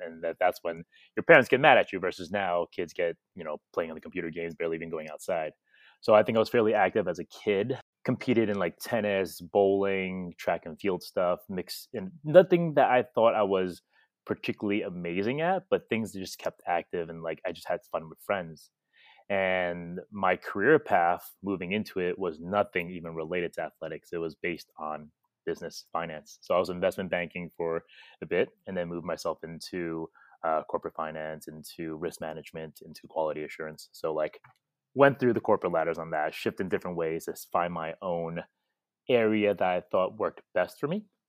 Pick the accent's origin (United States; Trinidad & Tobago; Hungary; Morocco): United States; New York; moved away as an adult; now in Indonesia; growing up in New York for me